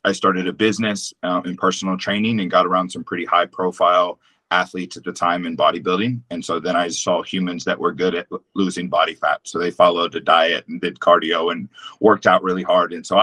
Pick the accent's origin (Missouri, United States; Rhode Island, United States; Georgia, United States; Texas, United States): Texas, United States; growing up in Texas